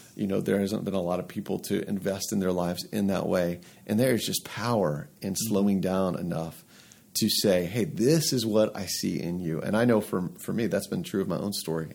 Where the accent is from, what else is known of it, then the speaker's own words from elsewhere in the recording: Atlanta, Georgia, United States; moved away as an adult; now in Lehigh Valley, United States; I'm from Atlanta originally